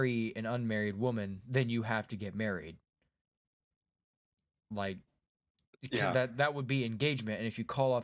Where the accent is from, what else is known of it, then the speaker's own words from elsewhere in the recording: Wisconsin, United States; Wisconsin's my home state